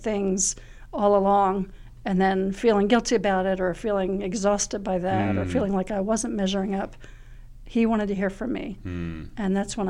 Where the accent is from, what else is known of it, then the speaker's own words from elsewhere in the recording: Clarksboro, New Jersey, United States; moved away as an adult; now in Lynchburg, United States; I grew up in Clarksboro, New Jersey.